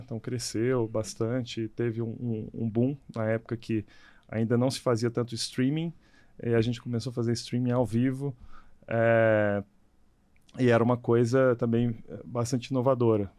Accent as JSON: {"language": "Portuguese", "region": "Minas Gerais", "country": "Brazil", "said": "eu sou de Minas Gerais"}